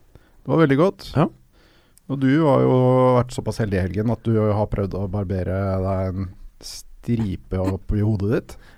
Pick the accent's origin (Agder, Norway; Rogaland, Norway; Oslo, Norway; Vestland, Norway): Oslo, Norway; Jeg er også fra Smestad